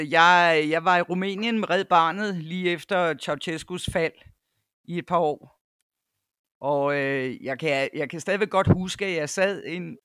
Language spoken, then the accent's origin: Danish; North Jutland, North Denmark Region, Denmark; moved away as an adult; also born or lived in Cyprus / United States / Copenhagen / Nepal; now in KwaZulu-Natal, South Africa; er født i Nordjylland, hvor jeg også øh, tilbragte to teenageår. Men ellers så er det meste af min barndom øh, været i, i Nordjylland